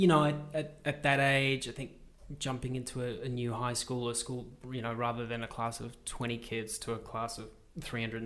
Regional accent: Pietermaritzburg, KwaZulu-Natal, South Africa; now in Sydney, Australia; I grew up in South Africa in a little agricultural town called Pietermaritzburg or Umgungundlovu.

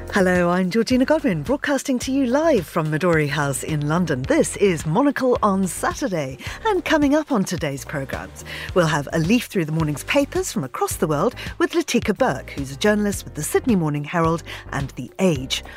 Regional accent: Zimbabwe; moved away; I grew up in Zimbabwe

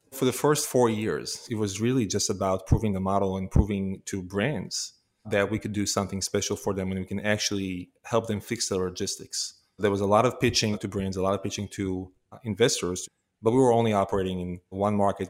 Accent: Israel; moved away as an adult; now in United States; I was born and raised in Israel

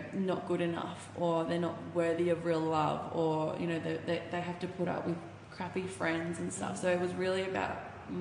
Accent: Bendigo, Victoria, Australia; I'm from Bendigo, which is about an hour and 40 out of Melbourne

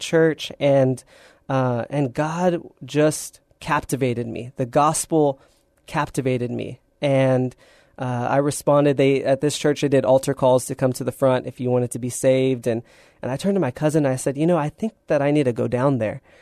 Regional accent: San Antonio, Texas, United States; born and raised in San Antonio

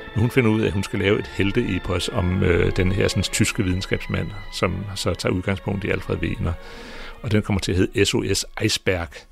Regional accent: Greenland; jeg kommer fra Grønland

